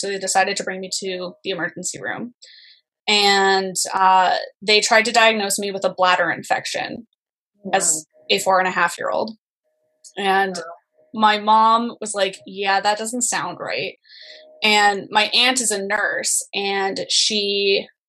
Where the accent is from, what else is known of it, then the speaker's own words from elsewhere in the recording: Canada; also born or lived in Ontario; I'm from Canada